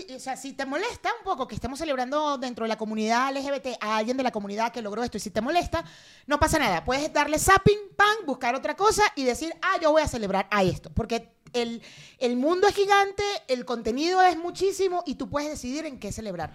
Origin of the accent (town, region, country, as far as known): Venezuela; now in Mexico